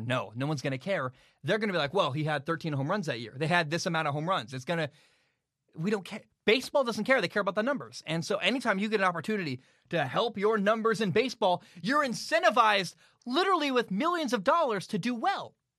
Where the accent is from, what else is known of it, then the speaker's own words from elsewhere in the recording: United States; I'm American